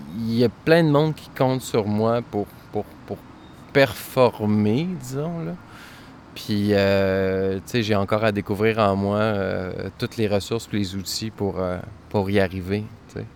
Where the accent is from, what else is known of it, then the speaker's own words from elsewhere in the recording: Saguenay, Quebec, Canada; j'ai grandi au Saguenay